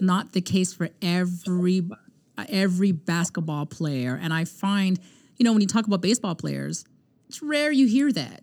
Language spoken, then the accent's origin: English; Canada; we're from Canada